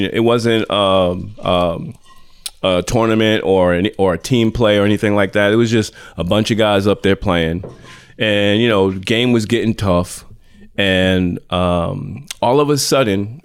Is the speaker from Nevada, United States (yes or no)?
no; Boston, Massachusetts, United States; I'm from Boston, but you name it: Roxbury, Dorchester